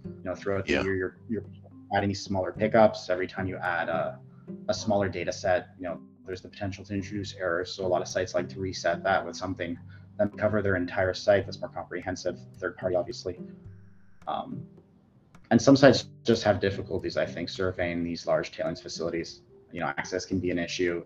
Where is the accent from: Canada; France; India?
Canada; Ottawa, Ontario; also born or lived in Fort McMurray; born and raised in Ottawa